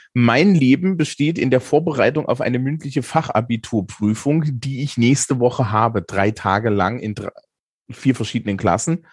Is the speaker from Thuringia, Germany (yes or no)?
yes; Eisenach, Thuringia, Germany; ich bin ja aus Eisenach